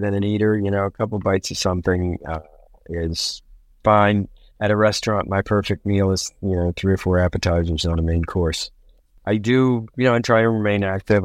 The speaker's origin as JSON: {"language": "English", "town": "Baltimore", "region": "Maryland", "country": "United States", "tie": "born or raised there", "also_born_or_lived": "Nagoya, Japan", "said": "I grew up in Baltimore, Maryland."}